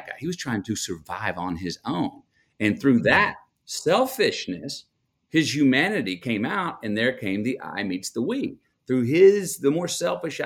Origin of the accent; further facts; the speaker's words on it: Longview, Texas, United States; I'm from Longview